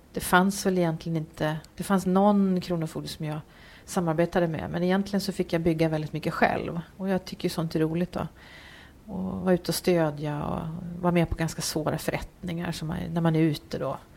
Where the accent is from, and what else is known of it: Uppsala, Uppsala County, Sweden; born or raised there; moved away as an adult; also born or lived in Varberg / Gothenburg; now in Gävle, Sweden